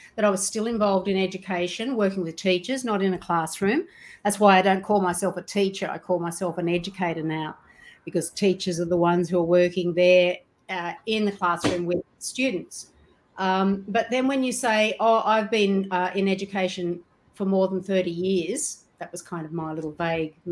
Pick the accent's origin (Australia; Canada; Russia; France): Australia; east coast of Australia; I was born and raised in Australia, on the east coast of Australia.